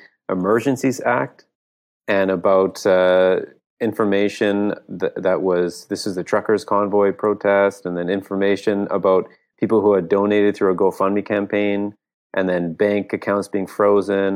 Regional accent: Canada; our country, in Canada

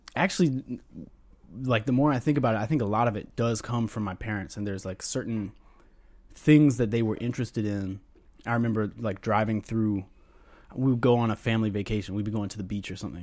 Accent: North Carolina, United States; moved away; also born or lived in Tallahassee, Florida; growing up in North Carolina and then living in Tallahassee, Florida

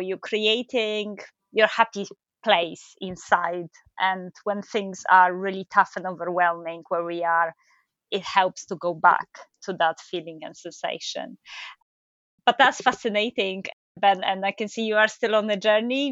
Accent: Poland; moved away as an adult; now in United Kingdom; I come from Poland.

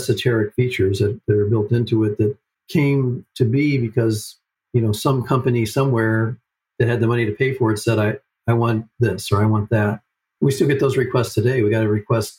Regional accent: Cleveland, Ohio, United States; moved away; I grew up in Cleveland

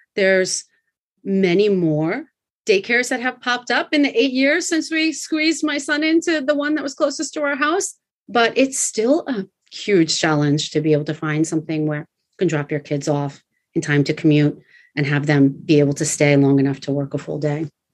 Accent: United States; moved away as an adult; also born or lived in Gunma, Japan / Tokyo, Japan; now in Japan; I am American, but I've been here in Japan

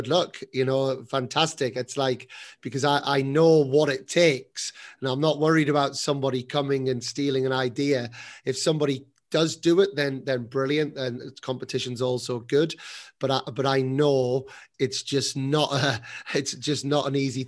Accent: England, United Kingdom; moved away as an adult; now in Spain; I'm now setting up a tennis academy in Spain as an English person

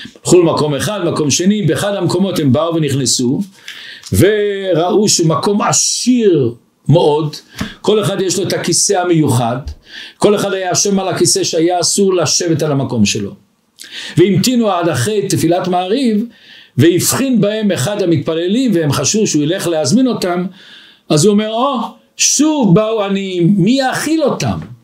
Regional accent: Israel; moved away as an adult; now in Antwerp, Belgium; אני בא מארץ הקודש

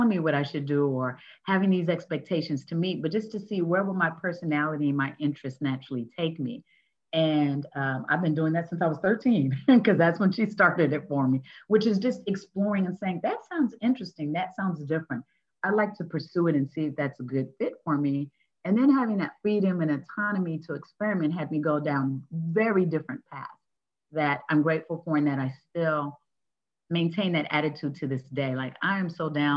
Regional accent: California, United States; grew up in California, the oldest of three.

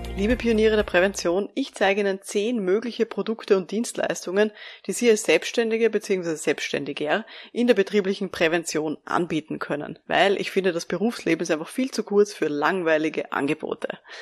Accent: Austria; bei uns in Österreich

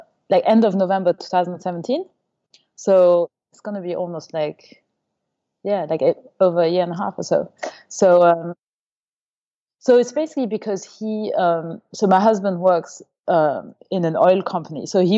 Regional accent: Luxembourg; also born or lived in Paris, France / Germany; So I was born in France, near Paris, and when I was about 2 or 3, we moved to Germany because of my dad's job. So I went to kindergarten in Germany, and after that we moved to Luxembourg

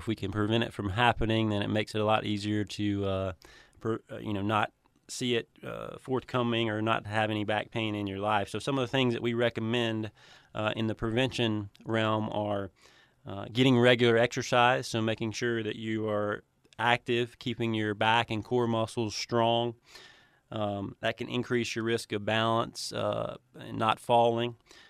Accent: Cleveland, Tennessee, United States; Yeah, so I grew up in Cleveland, Tennessee, and went to Bradley Central High School

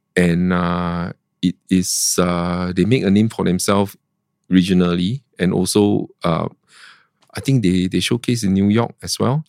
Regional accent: Singapore; I'm from Singapore

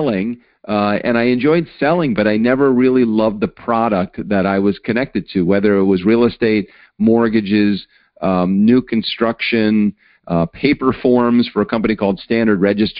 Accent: Baltimore, Maryland, United States; I grew up in Baltimore, not on the streets of Baltimore, but in a suburb of Baltimore

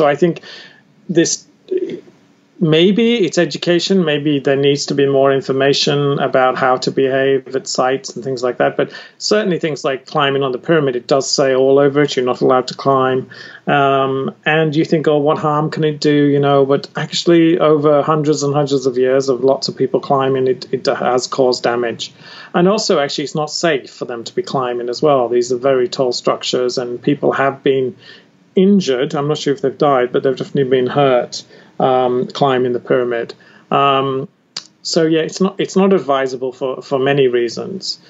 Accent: United Kingdom; I'm British

